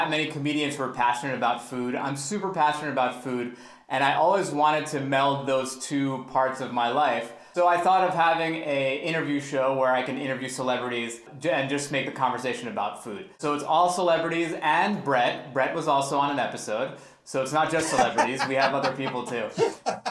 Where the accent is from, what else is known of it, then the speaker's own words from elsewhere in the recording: Great Neck, New York, United States; I grew up in Great Neck. Okay, I grew up in Long Island